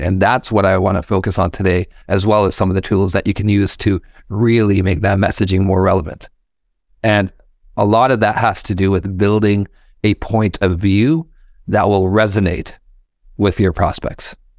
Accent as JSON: {"language": "English", "town": "Fort McMurray", "region": "Alberta", "country": "Canada", "tie": "born or raised there", "moved": "yes", "lives_now": "Toronto, Canada", "said": "I was born and raised in Fort McMurray, Alberta"}